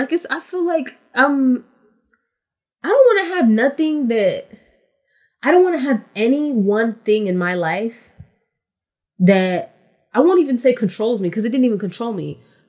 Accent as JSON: {"language": "English", "region": "West Coast", "country": "United States", "said": "And I'm from the West Coast, so everybody just called me …."}